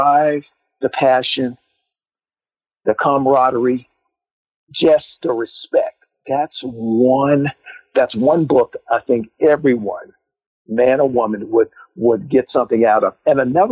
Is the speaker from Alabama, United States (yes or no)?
no; Virginia, United States; where I grew up at in Virginia